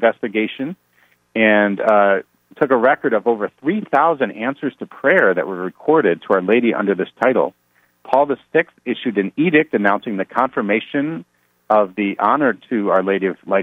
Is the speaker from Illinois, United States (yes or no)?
yes; Chicago, Illinois, United States; That's my hometown